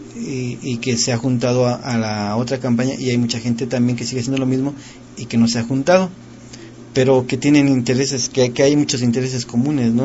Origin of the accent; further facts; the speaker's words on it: Mexico; nuestro pueblo mexicano